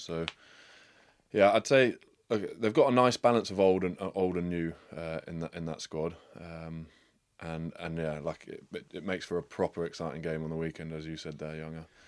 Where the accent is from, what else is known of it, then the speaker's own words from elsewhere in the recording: England, United Kingdom; an English guy